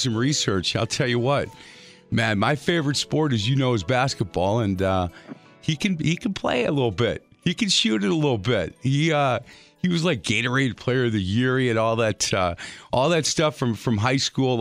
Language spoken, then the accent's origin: English; Milwaukee, Wisconsin, United States; I'm a Milwaukee boy